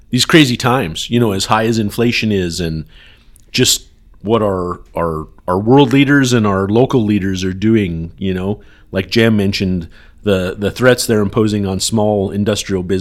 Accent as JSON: {"language": "English", "region": "Texas", "country": "United States", "said": "hey, I'm from Texas."}